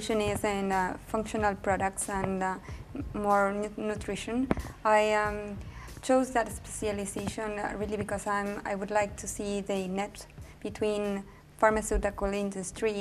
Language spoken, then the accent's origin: English; Argentina; moved away as an adult; I'm from Argentina